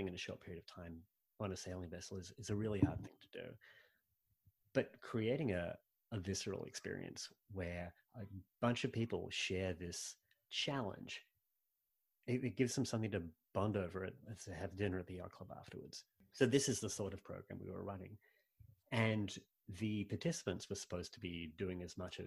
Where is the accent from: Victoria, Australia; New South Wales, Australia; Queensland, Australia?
New South Wales, Australia; Sydney; moved away; I grew up in Sydney